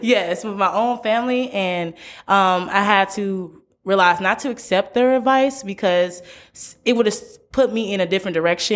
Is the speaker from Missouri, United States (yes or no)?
yes; St. Louis, Missouri, United States; moved away as an adult; now in Memphis, United States; I'm from Saint Louis, born and raised, but I came to Memphis, Tennessee